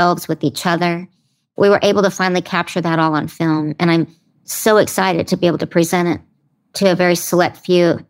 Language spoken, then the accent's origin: English; Broken Arrow, Oklahoma, United States; moved away; my hometown of Broken Arrow, Oklahoma